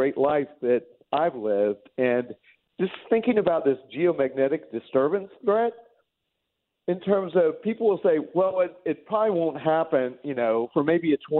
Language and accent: English; Independence, Missouri, United States; I'm also a Missouriite. I grew up in Independence, Missouri